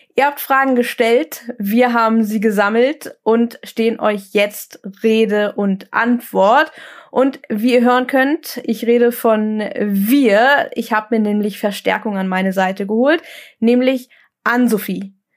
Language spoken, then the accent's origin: German; Lübeck, Schleswig-Holstein, Germany; also born or lived in Kiel; dann sind wir äh, umgezogen in meine Heimatstadt nach Lübeck zurück